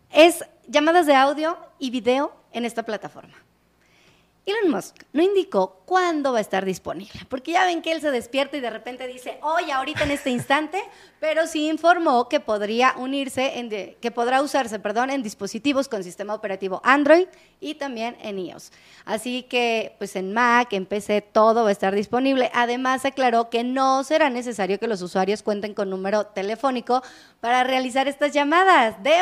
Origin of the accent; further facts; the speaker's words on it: León, Guanajuato, Mexico; yo soy de León.